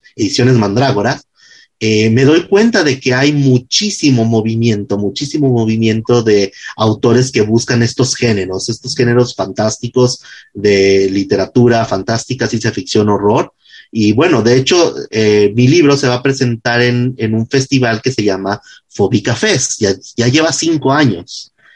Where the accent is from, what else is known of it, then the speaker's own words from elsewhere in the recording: Jalisco, Mexico; yo soy jalisciense, yo escribo pensando en Guadalajara